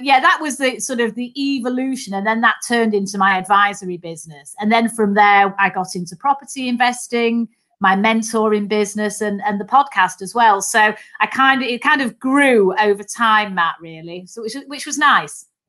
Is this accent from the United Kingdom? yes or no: yes; Manchester, North West England, United Kingdom; accent: Mancunian; I'm a Mancunian, so I'm a Northerner. Um, so I was the youngest of three daughters, actually, and um, so grew up in Manchester.